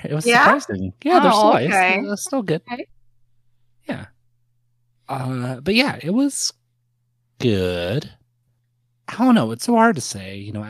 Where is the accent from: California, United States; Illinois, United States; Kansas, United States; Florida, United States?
California, United States; Scotts Valley; in my hometown of Scotts Valley, which is super white.